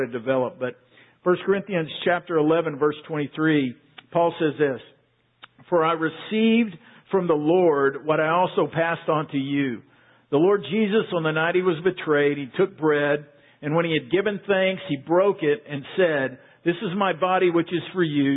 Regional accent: Waco, Texas, United States; I grew up in Waco, not far from here. I've been a Central Texas boy all my life.

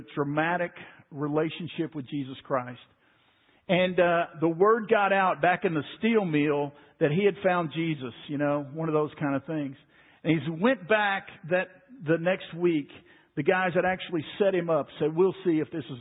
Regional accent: Waco, Texas, United States; Growing up in Waco, when I was 10 years old, we went over to First Baptist Church Waco

